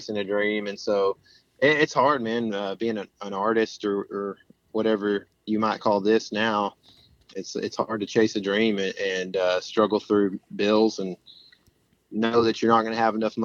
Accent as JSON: {"language": "English", "region": "East Texas", "country": "United States", "tie": "born or raised there", "said": "I grew up in a small town here in East Texas"}